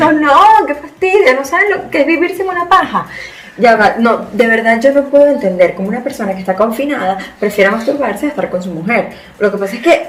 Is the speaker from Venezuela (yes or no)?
yes; Venezuela; moved away as an adult; now in Spain; somos venezolanos de nacimiento, españoles por herencia